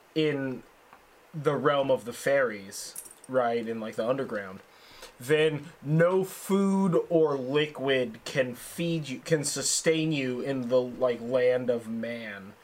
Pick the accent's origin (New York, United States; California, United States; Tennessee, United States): California, United States; Sonoma; I grew up in Sonoma, so I grew up in a, in a significantly more rural